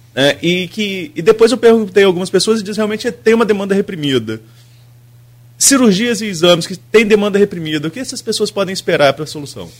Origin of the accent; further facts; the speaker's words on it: Atafona, Rio de Janeiro, Brazil; eu sou de Atafona